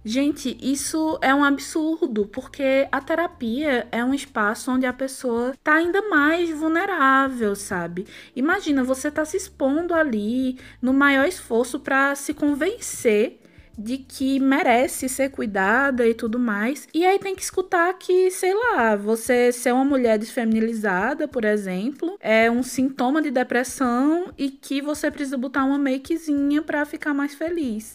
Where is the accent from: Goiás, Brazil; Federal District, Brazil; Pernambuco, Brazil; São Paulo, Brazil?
Pernambuco, Brazil; accent: Pernambucan; sou pernambucana, como dá para perceber pelo sotaque